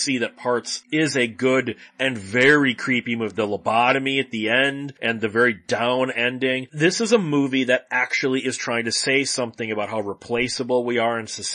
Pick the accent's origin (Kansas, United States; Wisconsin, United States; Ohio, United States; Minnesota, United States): Wisconsin, United States; I'm from Wisconsin